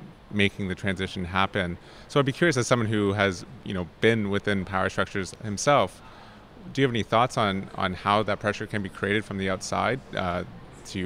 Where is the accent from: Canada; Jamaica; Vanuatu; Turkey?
Canada; we're both from Canada